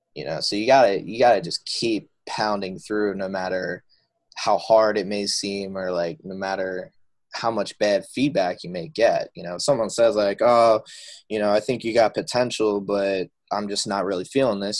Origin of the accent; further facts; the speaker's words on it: outside of Philadelphia, Pennsylvania, United States; I grew up outside of Philadelphia, Pennsylvania.